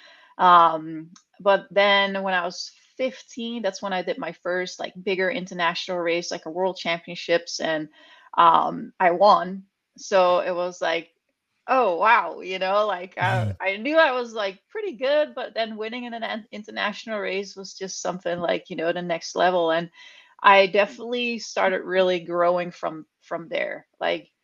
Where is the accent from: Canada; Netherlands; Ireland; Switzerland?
Netherlands; moved away as an adult; also born or lived in California; now in Bentonville, United States; I grew up in the Netherlands. I was born and raised there. I'm a country girl